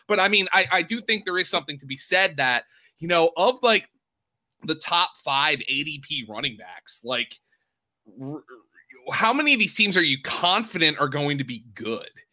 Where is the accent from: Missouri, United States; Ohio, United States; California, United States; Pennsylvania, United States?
Pennsylvania, United States; I'm from Pennsylvania